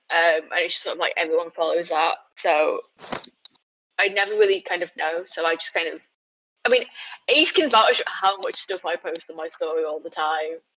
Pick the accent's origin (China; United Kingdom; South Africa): China; forgetting that I am Chinese. You know, like the first time I spoke to him, and I said I was from China.